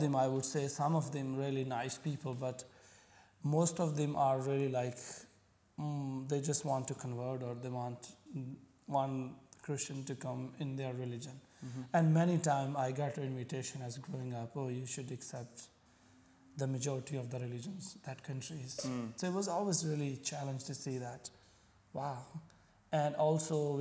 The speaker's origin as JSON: {"language": "English", "region": "Punjab", "country": "Pakistan", "tie": "born or raised there", "first_language": "Punjabi", "second_language": "English", "moved": "as an adult", "lives_now": "Abu Dhabi, United Arab Emirates", "said": "I come from Pakistan."}